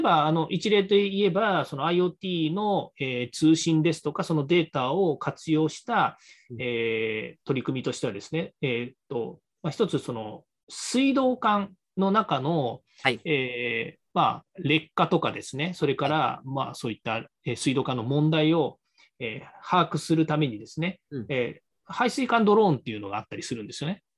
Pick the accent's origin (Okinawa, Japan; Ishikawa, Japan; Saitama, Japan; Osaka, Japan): Saitama, Japan; also born or lived in Nerima, Tokyo; now in Tokyo, Japan; 埼玉県出身なんですけど、私がまあ小さい頃ね、子供の頃っていうのは、あの大雪ずっと降ってたんですよね